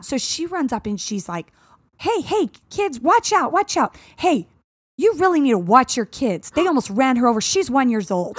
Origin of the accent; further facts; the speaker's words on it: Arizona, United States; growing up in Arizona